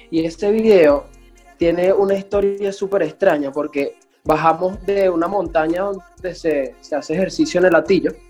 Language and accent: Spanish; Valles del Tuy, Miranda, Venezuela; moved away as an adult; also born or lived in Caracas, Venezuela; now in Medellín, Colombia; le vengo de los valles del Tuy, de repente un pueblo, salté a Caracas